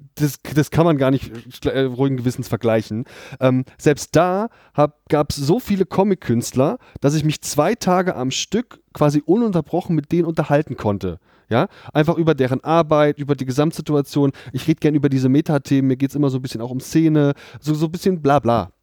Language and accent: German; Erfurt, Thuringia, Germany; now in Frankfurt, Germany; gebürtig komme ich aus Erfurt sogar